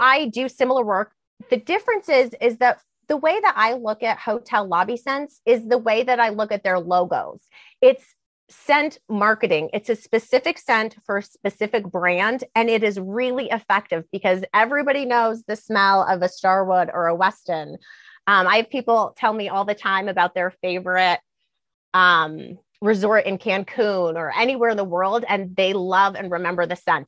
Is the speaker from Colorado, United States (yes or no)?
yes; Denver, Colorado, United States; also born or lived in Cheyenne, Wyoming / Washington, D.C.; I was born in Cheyenne, Wyoming. I grew up in Denver, Colorado